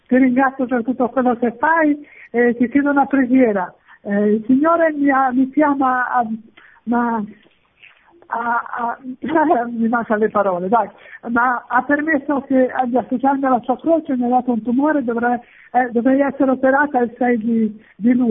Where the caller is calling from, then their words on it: La Spezia, Liguria, Italy; Ciao Francesco, sono dalla Spezia … della prima comunità Ceparana.